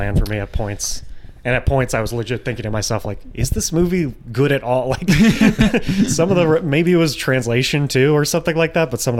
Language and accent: English; United States; I'm an American